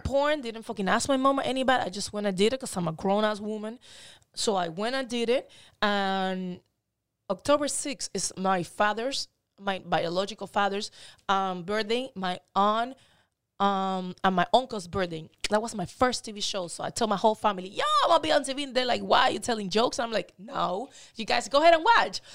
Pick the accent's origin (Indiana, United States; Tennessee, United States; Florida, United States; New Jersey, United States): Florida, United States; Miami; also born or lived in Cuba / Dominican Republic; I'm from Miami. I was born in Cuba, and I was, um, I went to Dominican Republic then and moved to Miami when I was, I got out of Cuba when I was ten